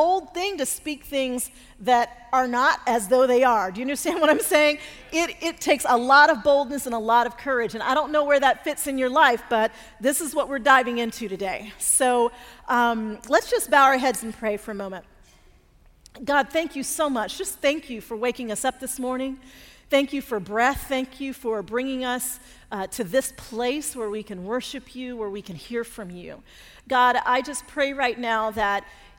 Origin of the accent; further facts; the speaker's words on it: Denver, Colorado, United States; now in Atlanta, United States; we grew up in Denver and both ended up living in Atlanta